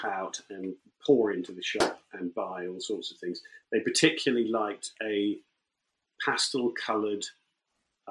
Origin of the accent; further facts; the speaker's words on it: near Northampton, East Midlands, United Kingdom; moved away; also born or lived in London; I grew up near Northampton, and my parents, my dad ran an engineering business in Northampton